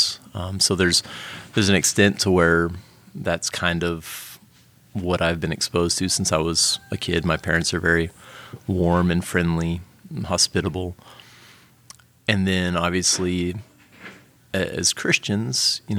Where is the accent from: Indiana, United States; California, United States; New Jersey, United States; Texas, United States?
Texas, United States; Houston; also born or lived in Lima, Peru; I'm originally from Houston, Texas